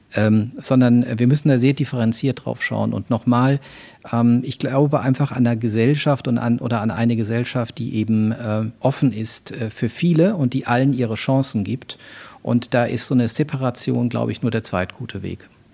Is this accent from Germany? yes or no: yes; Mannheim, Baden-Württemberg, Germany; also born or lived in Würzburg; Ich bin in Würzburg geboren. Ich bin äh, zwischen Mannheim und Heidelberg, so im Großraum Mannheim, dann später auch groß geworden.